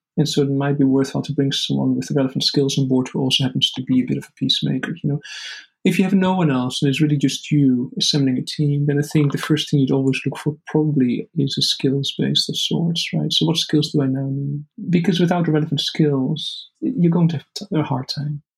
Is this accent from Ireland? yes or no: no; Netherlands; the Netherlands, you know, which is my home country